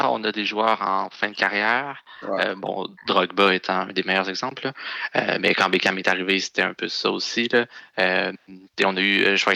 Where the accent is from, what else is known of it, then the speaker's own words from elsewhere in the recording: Montreal, Quebec, Canada; particulièrement désagréable quand on est Montréalais de, le voir sur le terrain.